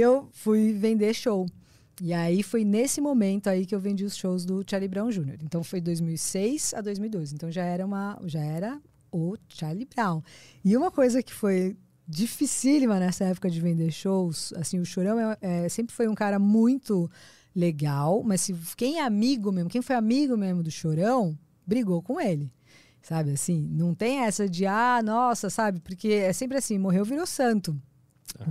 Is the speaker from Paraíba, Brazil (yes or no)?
no; Praia Grande, São Paulo, Brazil; eu cresci na Praia Grande